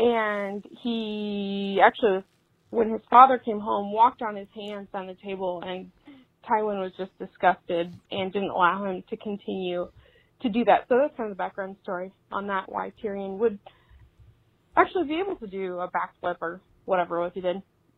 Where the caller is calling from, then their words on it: Ohio, United States; I'm from Central Ohio as well, so it's always nice to hear a local podcast.